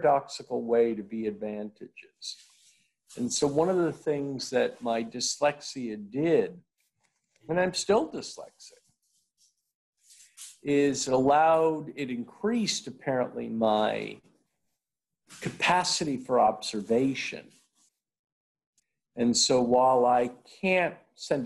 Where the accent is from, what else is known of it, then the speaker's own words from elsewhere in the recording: New York City, New York, United States; I was born, Andy, 2.5 miles north of Ground Zero in New York City